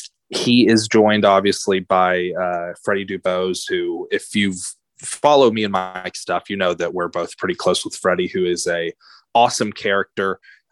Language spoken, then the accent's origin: English; Liberty, Texas, United States; my hometown Liberty Panthers